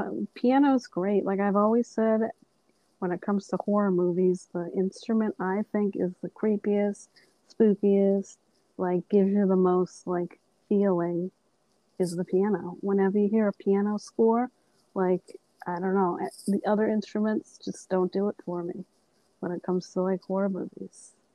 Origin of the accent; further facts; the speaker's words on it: Massachusetts, United States; I'm from Massachusetts.